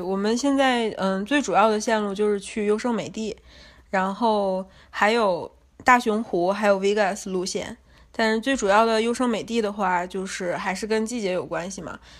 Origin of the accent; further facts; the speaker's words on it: Northeast China, China; moved away as an adult; now in Los Angeles, United States; 我是东北人嘛